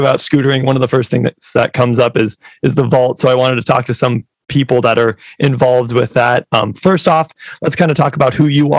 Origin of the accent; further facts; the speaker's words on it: South Dakota, United States; South Dakota, and we don't really have parks